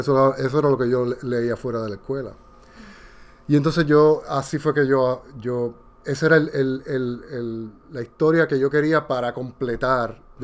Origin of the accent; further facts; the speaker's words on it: Puerto Rico; now in Dominican Republic; soy de Puerto Rico y vivo en República Dominicana